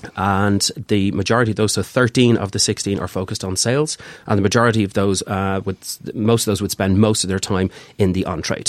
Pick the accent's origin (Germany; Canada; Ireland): Ireland; So we're Irish people in Ireland